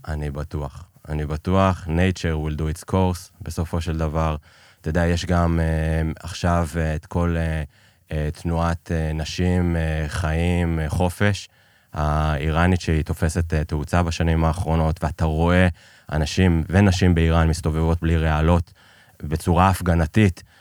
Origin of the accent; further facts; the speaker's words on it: Israel; also born or lived in Iran; שיחדו את לשכת ההגירה כדי שייתנו לנו לצאת מאיראן